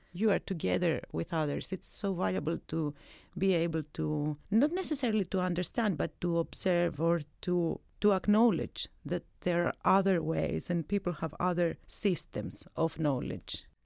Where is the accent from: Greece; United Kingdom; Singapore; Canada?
Greece; Athens, Attica; moved away as an adult; also born or lived in Crete; now in Zurich, Switzerland; I come from Greece. I was born in Crete. I grew up in Athens